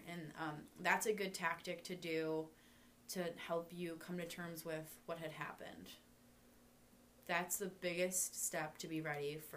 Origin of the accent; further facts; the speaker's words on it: Ireland; I'm Irish, so I don't say you have to forgive everyone